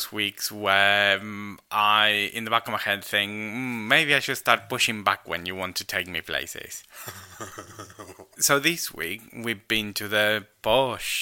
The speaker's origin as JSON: {"language": "English", "country": "Argentina", "second_language": "English", "moved": "yes", "said": "I'm Argentinian"}